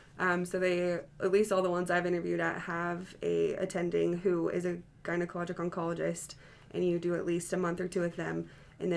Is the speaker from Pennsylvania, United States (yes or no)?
no; Lehi, Utah, United States; I am from Northern Utah. In a not-so-little town called Lehi